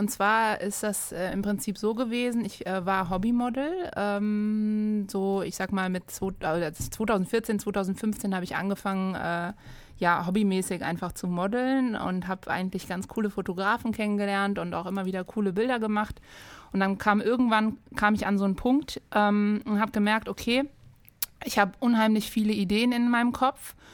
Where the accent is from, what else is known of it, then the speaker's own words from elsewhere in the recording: Frankfurt, Hesse, Germany; now in Darmstadt, Germany; Ich komme ja ursprünglich aus Frankfurt und musste mich dann erstmal an die Biersorten hier in der Region Darmstadt äh, gewöhnen.